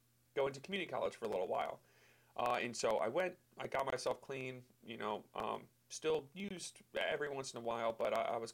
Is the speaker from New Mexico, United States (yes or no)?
no; Mechanicsville, Maryland, United States; moved away as an adult; also born or lived in Long Island, New York; I grew up in Mechanicsville, Maryland.